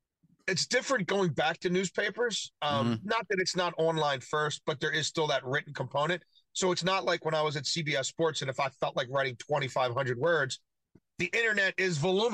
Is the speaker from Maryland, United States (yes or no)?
yes; Baltimore, Maryland, United States; I'm from Baltimore. I've always rooted for the O's.